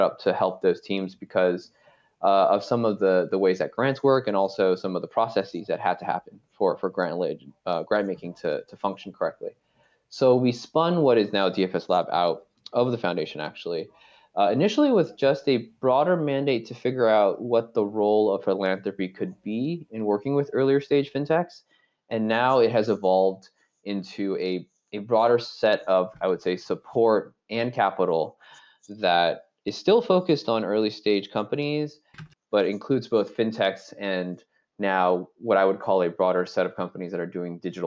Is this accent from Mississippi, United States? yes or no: no; Bay Area, California, United States; I grew up in the Bay Area